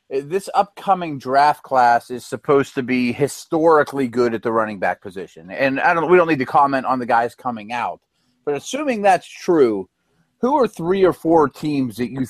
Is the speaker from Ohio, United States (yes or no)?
no; Pittsburgh, Pennsylvania, United States; my hometown Steelers.